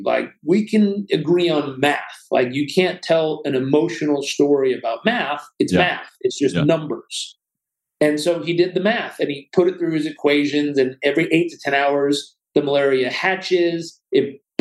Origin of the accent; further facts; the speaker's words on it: Southern California, United States; I was brought up in Southern California